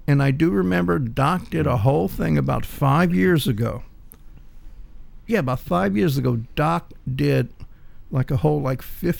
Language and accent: English; the South, Louisiana, United States; first language English; I'm from the South.